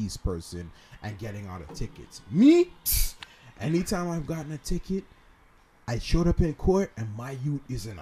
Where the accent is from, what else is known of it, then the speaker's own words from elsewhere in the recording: Ontario, Canada; We're Canadian